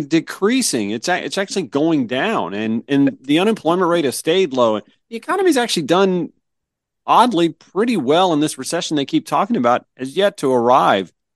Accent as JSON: {"language": "English", "region": "Georgia", "country": "United States", "tie": "born or raised there", "also_born_or_lived": "Myrtle Beach, South Carolina", "moved": "as an adult", "said": "I grew up in Georgia"}